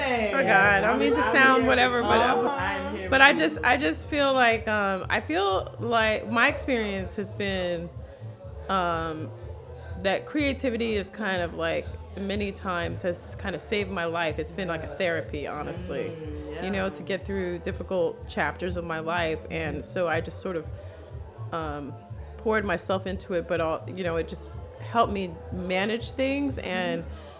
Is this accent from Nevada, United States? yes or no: no; New York, United States; moved away as an adult; now in New Orleans, United States; And I hail from New York.